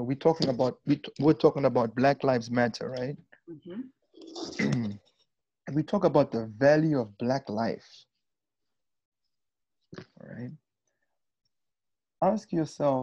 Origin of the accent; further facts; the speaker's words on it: Windhoek, Khomas, Namibia; also born or lived in Luanda, Angola; now in United States; my hometown in Windhoek, the capital city of Namibia